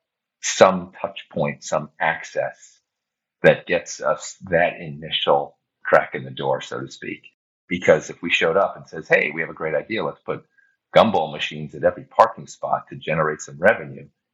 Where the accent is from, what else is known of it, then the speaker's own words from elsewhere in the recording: United States; As an American